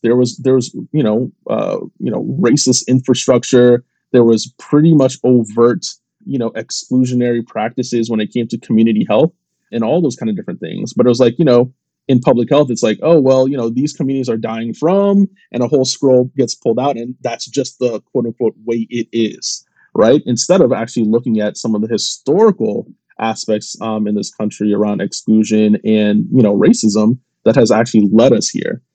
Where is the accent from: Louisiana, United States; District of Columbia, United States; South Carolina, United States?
District of Columbia, United States; Washington; also born or lived in Jamaica (ancestry) / Trinidad and Tobago (ancestry); growing up in the Washington D.C. area